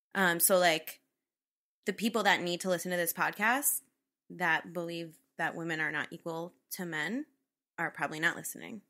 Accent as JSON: {"language": "English", "region": "Northwest Connecticut", "country": "United States", "tie": "born or raised there", "said": "I grew up in Northwest Connecticut."}